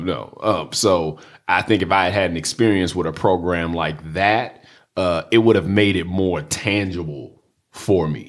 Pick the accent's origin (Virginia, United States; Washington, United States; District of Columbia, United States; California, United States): District of Columbia, United States; Washington; I grew up in Southeast D C. I went to D C public schools